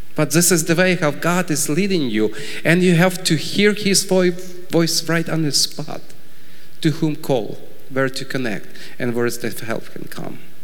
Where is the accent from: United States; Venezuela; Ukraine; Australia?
Ukraine; I was born in Ukraine and grew up in Ukraine